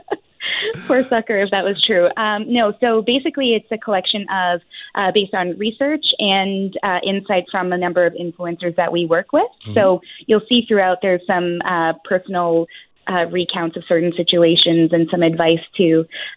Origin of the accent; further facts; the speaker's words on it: Canada; we're so Canadian